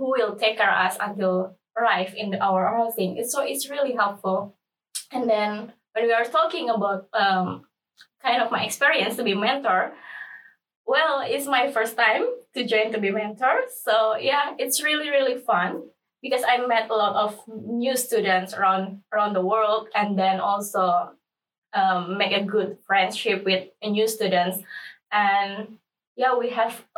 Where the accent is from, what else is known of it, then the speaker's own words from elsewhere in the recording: Indonesia; moved away as an adult; now in Lund, Sweden; I'm from Indonesia and currently pursuing master degree in food technology and nutrition.